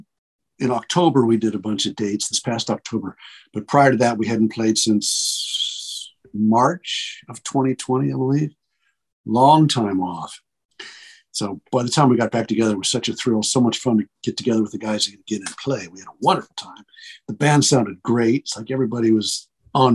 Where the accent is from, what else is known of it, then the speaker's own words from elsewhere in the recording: Cincinnati, Ohio, United States; moved away; I'm living back in and around Cincinnati, which is my hometown.